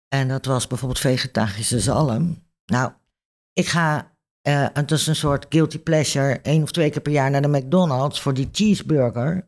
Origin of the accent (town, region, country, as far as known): Netherlands